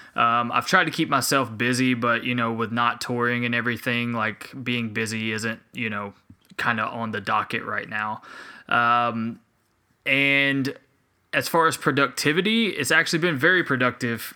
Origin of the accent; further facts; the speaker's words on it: Spartanburg, South Carolina, United States; also born or lived in Hilton Head Island, South Carolina / Beaufort, South Carolina / Anderson, South Carolina / Greenville, South Carolina; my dad's job moved us to Spartanburg, South Carolina, where I have pretty mu-, I, I grew up a majority of my life